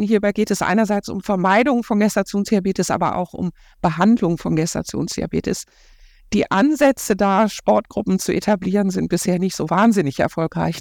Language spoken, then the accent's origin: German; Ruhr area, North Rhine-Westphalia, Germany; now in Cologne, Germany; ich komme aus dem Ruhrgebiet